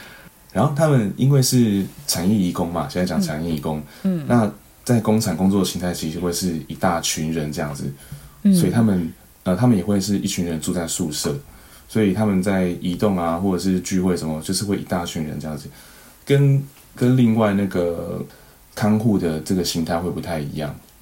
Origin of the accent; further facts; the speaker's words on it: Guantian, Tainan, Taiwan; 对，我住在台南的关田工业区。